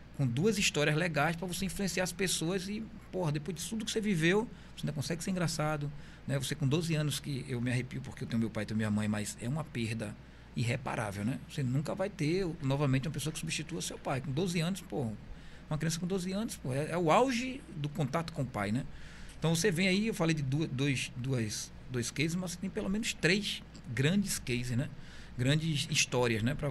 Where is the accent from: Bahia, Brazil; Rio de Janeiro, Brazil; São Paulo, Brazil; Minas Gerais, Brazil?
Bahia, Brazil; moved away as an adult; Eu sou baiano, mas há 20 anos eu moro aqui